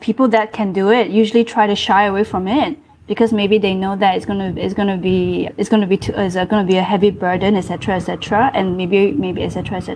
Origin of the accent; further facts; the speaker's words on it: Malaysia; now in Singapore; I'm Malaysian